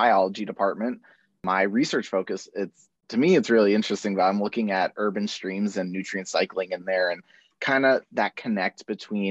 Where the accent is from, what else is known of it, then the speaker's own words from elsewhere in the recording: Pennsylvania, United States; moved away as an adult; now in Arkansas, United States; I'm not from Arkansas, I am from Pennsylvania